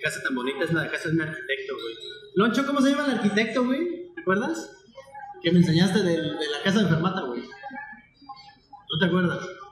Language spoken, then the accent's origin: Spanish; San Pablo Huixtepec, Oaxaca, Mexico; also born or lived in Mexico City; now in Chiapas, Mexico; Yo soy de Oaxaca, de un pueblito que se llama San Pablo Huistepec